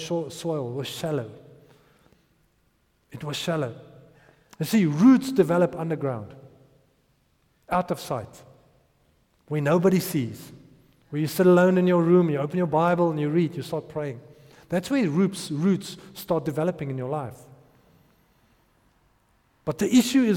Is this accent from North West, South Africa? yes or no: yes; Potchefstroom, North West, South Africa; I grew up in Potch